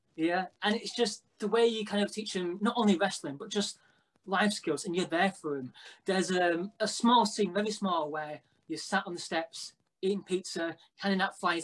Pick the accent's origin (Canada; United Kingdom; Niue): United Kingdom; Blackpool, North West England; we're from Blackpool, which obviously is a wrestling town